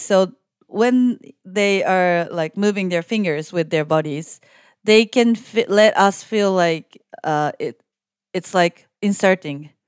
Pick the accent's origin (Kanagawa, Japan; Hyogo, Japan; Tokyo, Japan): Kanagawa, Japan; Yokohama; I'm currently working as a reporter and kind of like a producer in Japan. And I was born and raised in Yokohama